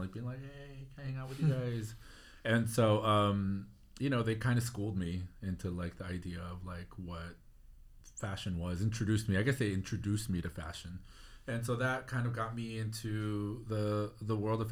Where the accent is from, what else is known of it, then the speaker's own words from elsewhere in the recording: Orange County, California, United States; now in Los Angeles, United States; grew up in Orange County, felt that I never really fit in Orange County